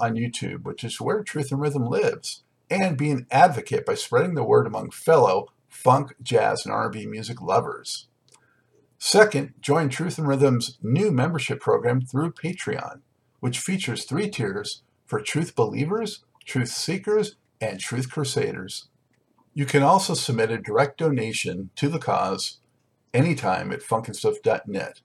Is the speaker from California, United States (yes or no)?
yes; Los Angeles, California, United States; moved away as an adult; now in East Coast, United States; I'm from Southern California, too, born in Los Angeles